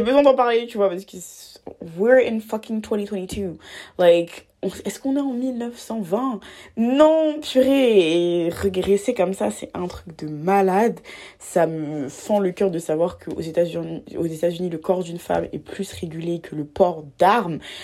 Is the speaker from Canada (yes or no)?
no; Abidjan, Côte d’Ivoire; j'ai grandi en Côte d'Ivoire à Abidjan